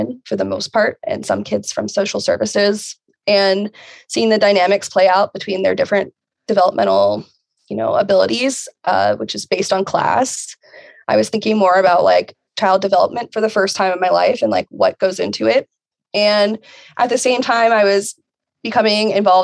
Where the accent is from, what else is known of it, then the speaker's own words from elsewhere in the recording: Virginia, United States; I am from Virginia, and I currently live in Southwest Virginia